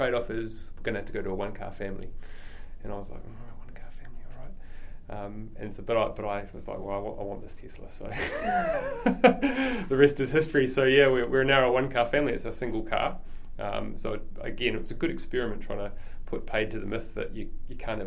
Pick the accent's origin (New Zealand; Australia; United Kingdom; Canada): New Zealand; Christchurch, Canterbury; also born or lived in Ashburton / Wellington / Germany; I grew up in Christchurch. Was born in Ashburton actually, but my family moved up when I was very young, only two, so I have no memories of living in Ashburton. I grew up here, went to school here, went to university here, University of Canterbury